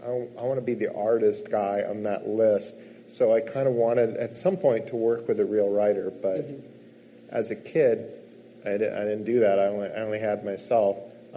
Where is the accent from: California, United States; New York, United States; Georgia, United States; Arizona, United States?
California, United States; Mendocino; Mendocino, California. Okay. So mostly, we moved around a lot.